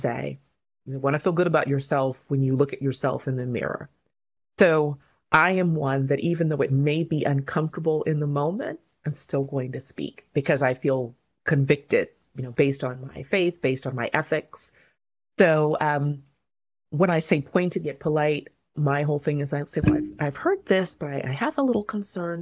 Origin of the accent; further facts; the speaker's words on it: Covina, California, United States; also born or lived in Inglewood, California / Zimbabwe; I was born in Inglewood, California. When I was about six years old, we moved to Covina, California